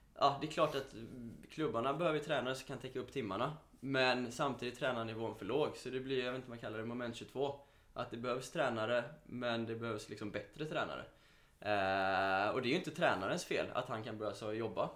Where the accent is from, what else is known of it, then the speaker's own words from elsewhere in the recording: Mölndal, Västra Götaland, Sweden; jag är från Mölndal från början